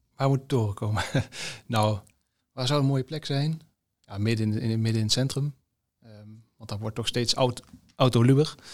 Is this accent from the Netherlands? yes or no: yes; Tilburg, North Brabant, Netherlands; moved away as an adult; now in Eindhoven, Netherlands; ik ben geboren in Tilburg